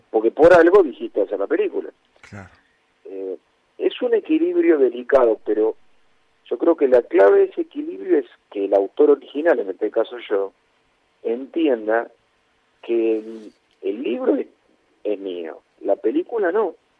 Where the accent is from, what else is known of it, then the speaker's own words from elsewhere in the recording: Castelar, Buenos Aires Province, Argentina; en Castelar no tenemos cine